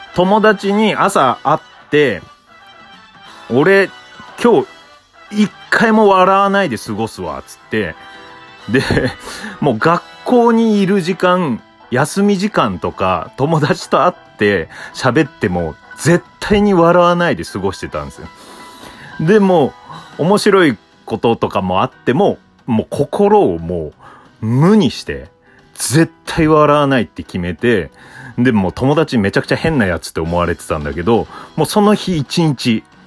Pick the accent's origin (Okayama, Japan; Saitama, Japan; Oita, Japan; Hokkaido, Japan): Hokkaido, Japan; Tokachi; 十勝出身なんで